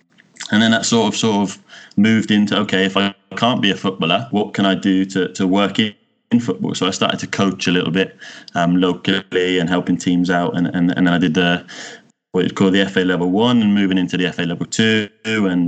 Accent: Cornwall, South West England, United Kingdom; moved away as an adult; also born or lived in Wales / Birmingham; now in Malmö, Sweden; I'm a Cornish boy from heart. So I grew up in Cornwall, in the countryside

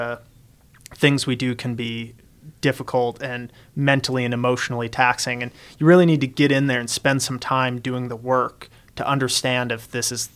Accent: Montana, United States; moved away as an adult; now in Arizona, United States; I grew up in Montana, and after I finished high school, I was done with school. I wanted to get out of Montana. I moved to Arizona

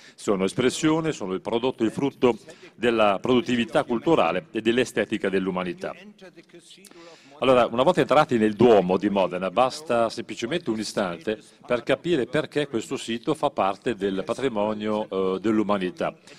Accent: Germany; Germania, beh, il mio paese

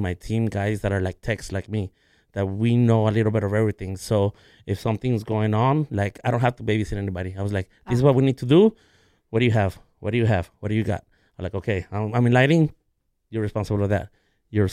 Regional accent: Los Angeles, California, United States; I grew up in South

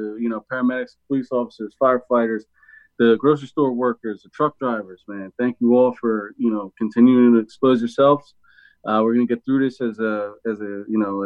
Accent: outside of Philadelphia, Pennsylvania, United States; I grew up outside of Philadelphia

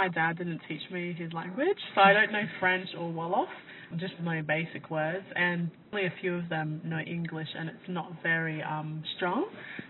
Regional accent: Queensland, Australia; I think because a lot of people don't know where the Torres Strait Islands are, they may not think that we're from Australia.

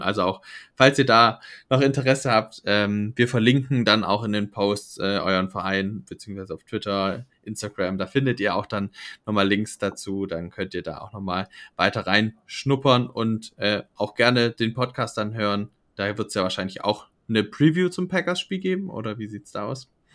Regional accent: Germany; vor allem für uns Deutsche

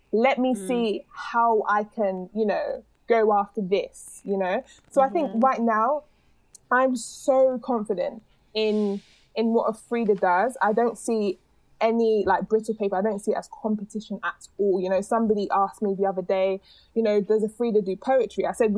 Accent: London, United Kingdom; Like I would never think to say I'm British, I'm from London, other than if it was a scenario where people were asking me based on my accent, right?

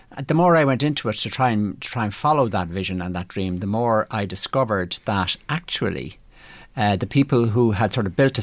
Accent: Ireland; as Irish people

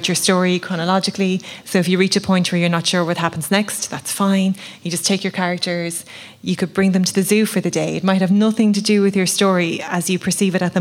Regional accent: the Midlands, Leinster, Ireland; I grew up in the Midlands in Laois

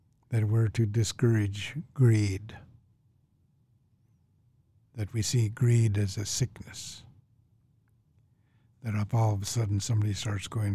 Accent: Canada; growing up in Canada, it was like as if I magically picked up this identity of being an Indian

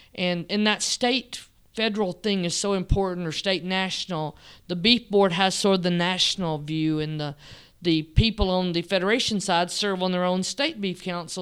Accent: Selmer, Tennessee, United States; now in Sweetwater, United States; I was born in, um, West Tennessee in a little town called Selmer, Tennessee.

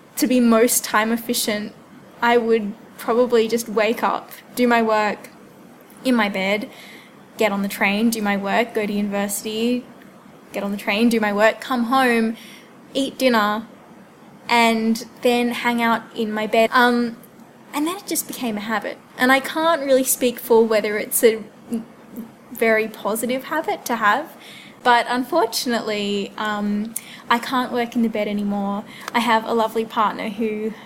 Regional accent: Wentworth Falls, New South Wales, Australia; now in Canberra, Australia; I am currently living in Canberra, but I'm originally from the Blue Mountains, up the top of the mountains, in the lovely Wentworth Falls.

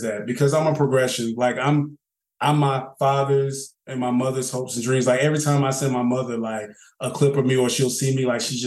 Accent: Charlotte, North Carolina, United States; accent: Southern; moved away as an adult; now in Atlanta, United States; I'm from Charlotte. Ask about us. East side

